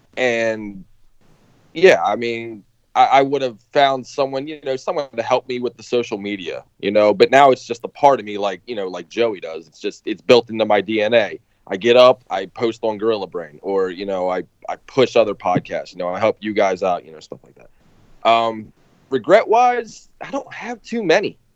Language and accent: English; Baltimore, Maryland, United States; I'm nobody from Baltimore